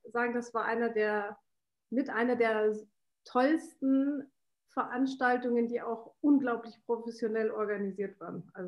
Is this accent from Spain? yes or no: no; Washington, United States; born there; ich bin in Washington geboren, ähm, habe eine, äh, hab einen österreichischen Pa